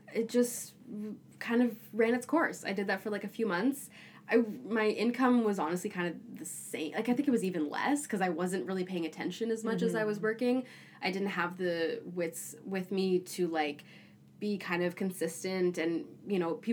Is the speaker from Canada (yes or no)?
yes; Toronto, Ontario, Canada; moved away as an adult; now in Vancouver, Canada; I grew up in Toronto